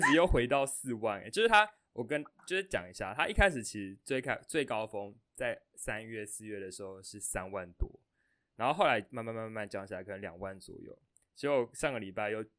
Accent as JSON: {"language": "Chinese", "country": "Taiwan", "also_born_or_lived": "United States", "said": "就我们台湾常有一些家长"}